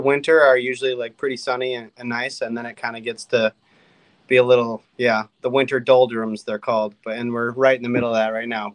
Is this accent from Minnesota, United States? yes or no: yes; Mille Lacs, Minnesota, United States; growing up in Minnesota on Mille Lacs